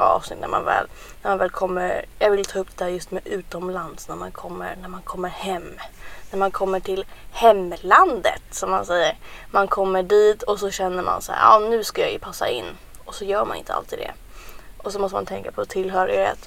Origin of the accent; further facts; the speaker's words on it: Sweden; jag och Paulina vi är födda här i Sverige